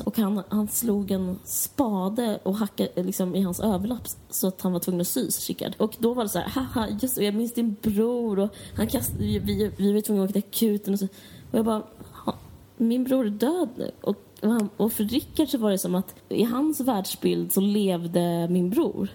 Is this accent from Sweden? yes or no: yes; Stockholm, Stockholm County, Sweden; jag kommer från Akalla